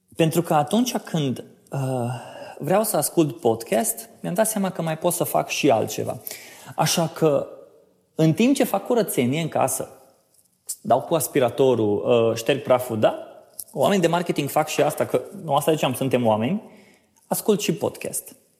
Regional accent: Oradea, Bihor County, Romania; now in Cluj-Napoca, Romania; sunt din Oradea, mutat în Cluj-Napoca pe sfert maghiar

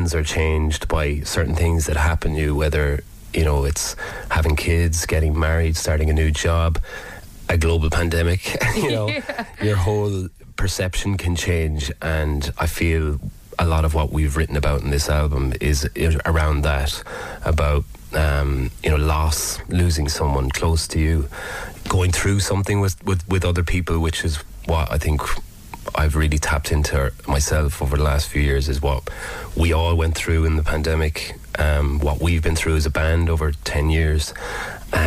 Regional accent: Limerick, Munster, Ireland; growing up in Corbally, we walk past King John's Castle all the time

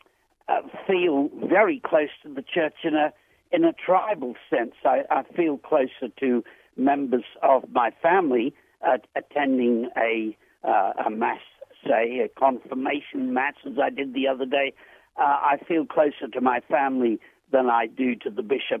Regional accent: Australia; I'm a writer from Australia

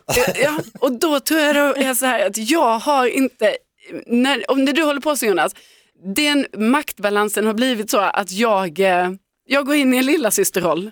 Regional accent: Lund, Skåne, Sweden; moved away; i hela mitt umgänge då i Lund, där jag är uppvuxen, från att jag liksom gick i skolan, eh, tills jag flyttade därifrån

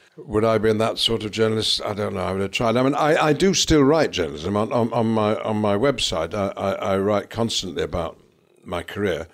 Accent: Lancashire, North West England, United Kingdom; I'm from Lancashire

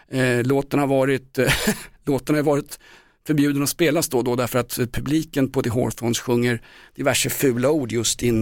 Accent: Sweden; jag kommer från Sverige där Marcus Albeck kommer ifrån

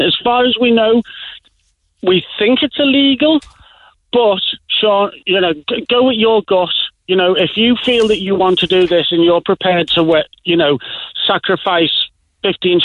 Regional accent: Liverpool, North West England, United Kingdom; accent: Liverpool; now in Ireland; my accent being from Liverpool

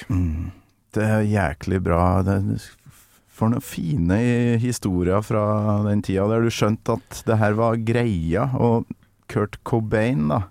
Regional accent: Trøndelag, Norway; now in Oslo, Norway; Jeg er trønder i Oslo.

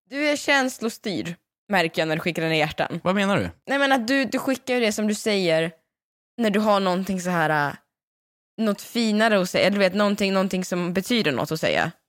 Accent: Värmland, Sweden; är ju från Värmland

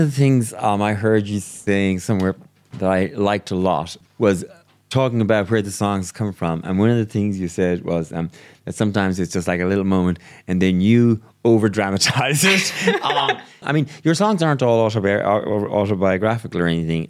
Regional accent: Brazil; moved away; I'm from Brazil

